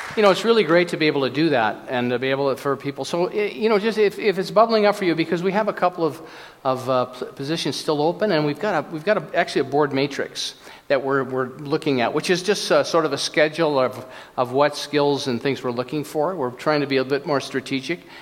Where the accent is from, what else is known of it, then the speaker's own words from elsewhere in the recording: Minnesota, United States; I was born in Minnesota